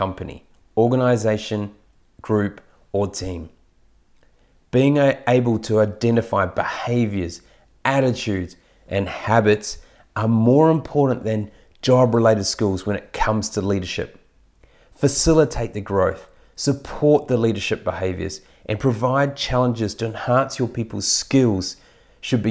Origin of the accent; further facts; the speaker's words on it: New Zealand; as a Kiwi